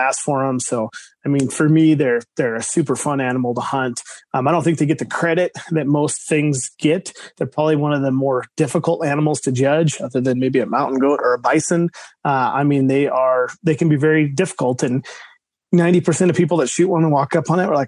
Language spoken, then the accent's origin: English; Nevada, United States; now in Montana, United States; I was born and raised in Nevada